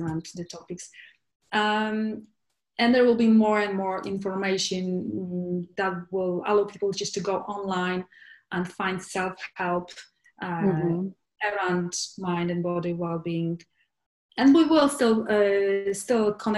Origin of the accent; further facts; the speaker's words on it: Poland; moved away as an adult; also born or lived in London, United Kingdom; now in Barcelona, Spain; And I'm originally from Poland. I was born in Poland, and where I spent most of my life.